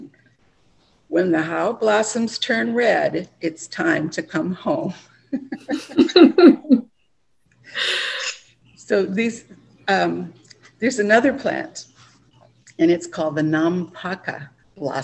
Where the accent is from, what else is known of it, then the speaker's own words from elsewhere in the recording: Hawaii, United States; we grew up in Hawaii with so much natural beauty surrounding us